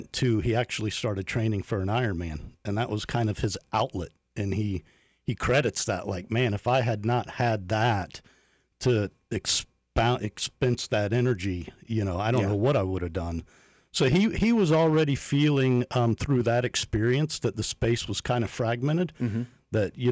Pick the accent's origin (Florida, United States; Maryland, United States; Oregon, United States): Florida, United States; Polk County; Born and raised in Polk, man.